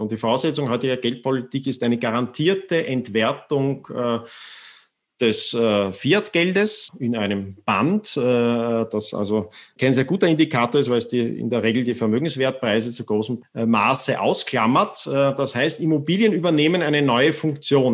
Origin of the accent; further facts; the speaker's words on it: Austria; ich bin zwar in Österreich äh, aufgewachsen